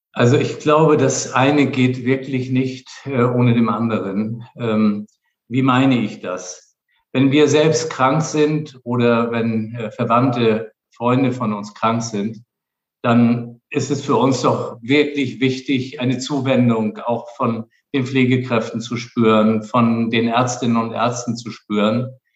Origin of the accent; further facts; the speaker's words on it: Flensburg, Schleswig-Holstein, Germany; also born or lived in Kiel; geboren in Flensburg und zwar im Jahr 1958, also schon lange zurück. Und dann habe ich meine Kindheit in Flensburg verbracht